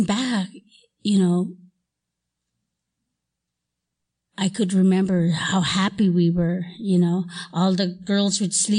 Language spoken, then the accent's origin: English; Alaska, United States; moved away; also born or lived in Hawaii; I was born in Alaska, and I grew up in a little log cabin